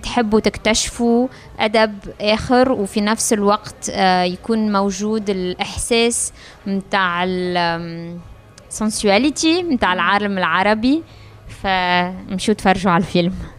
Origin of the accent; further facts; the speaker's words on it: Tunisia; moved away as an adult; also born or lived in France; انا جايه من تونس